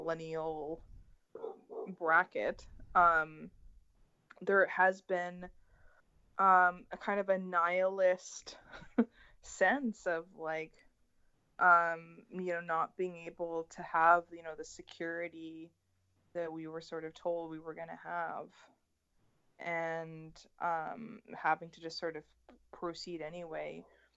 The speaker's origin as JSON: {"language": "English", "town": "Vancouver", "region": "British Columbia", "country": "Canada", "tie": "born or raised there", "said": "growing up in Vancouver"}